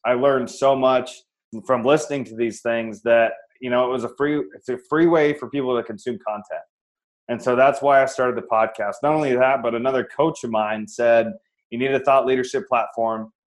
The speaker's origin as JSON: {"language": "English", "region": "Iowa", "country": "United States", "tie": "born or raised there", "moved": "as an adult", "lives_now": "Phoenix, United States", "said": "I'm actually from Iowa. I live in the sunny Phoenix, Arizona now, but I'm from Iowa originally. Born and raised"}